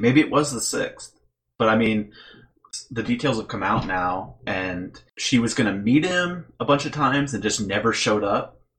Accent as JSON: {"language": "English", "town": "Lafayette", "region": "Indiana", "country": "United States", "said": "We're all from Lafayette, Indiana"}